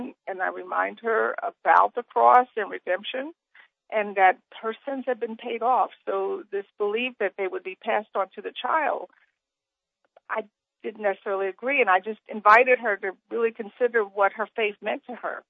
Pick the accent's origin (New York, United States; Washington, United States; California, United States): New York, United States; New York City; I grew up poor in Brooklyn in a project